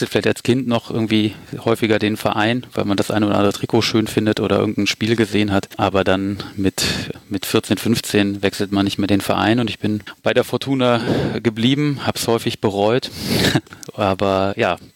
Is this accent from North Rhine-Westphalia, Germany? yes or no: yes; Düsseldorf, North Rhine-Westphalia, Germany; born there; ich bin sogar in Düsseldorf geboren, allerdings auf der linken Rheinseite.